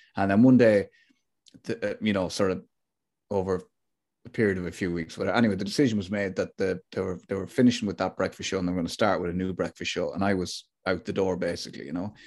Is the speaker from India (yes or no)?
no; Athlone, Leinster, Ireland; I grew up in Athlone